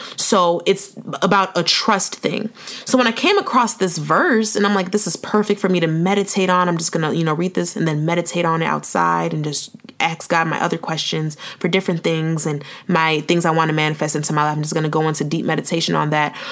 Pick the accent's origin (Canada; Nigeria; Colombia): Nigeria; I'm Nigerian too